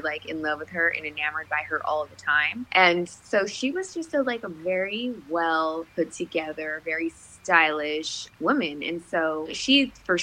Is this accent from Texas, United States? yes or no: yes; San Antonio, Texas, United States; also born or lived in Las Vegas, Nevada; I was born in Las Vegas, Nevada. And I was raised in Texas